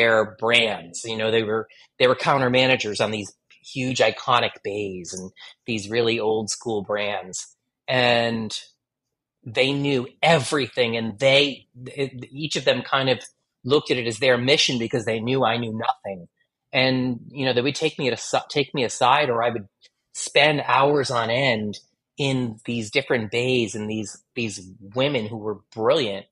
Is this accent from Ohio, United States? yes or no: no; Connecticut, United States; moved away as an adult; I started working in a department store near my hometown in Connecticut